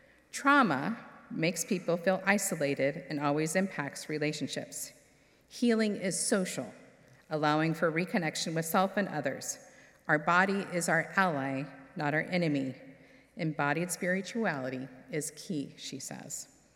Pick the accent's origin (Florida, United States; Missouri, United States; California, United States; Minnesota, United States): California, United States; born there; I was born in California, which meant I was exposed to the Pacific Ocean and mountains on a regular basis.